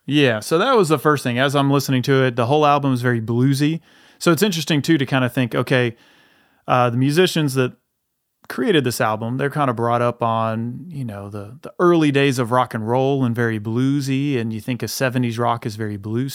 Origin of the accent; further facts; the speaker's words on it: the South, United States; we are from the South